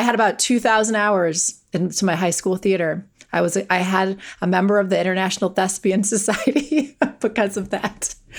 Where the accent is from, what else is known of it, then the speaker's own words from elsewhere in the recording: Wisconsin, United States; I grew up in Wisconsin.